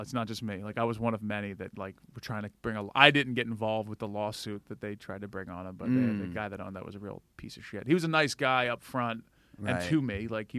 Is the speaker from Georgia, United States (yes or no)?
yes; Atlanta, Georgia, United States; moved away as an adult; also born or lived in Valdosta, Georgia / Florida; now in New York, United States; I moved from Atlanta.